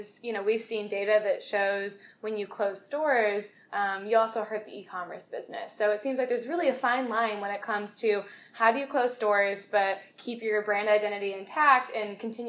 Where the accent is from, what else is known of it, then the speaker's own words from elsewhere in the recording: Chicago, Illinois, United States; I'm from Chicagoland area